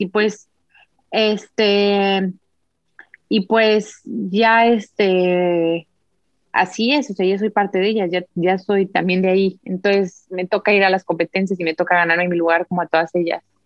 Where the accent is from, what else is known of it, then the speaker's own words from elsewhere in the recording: Mexico; moved away; also born or lived in Uzbekistan; soy de México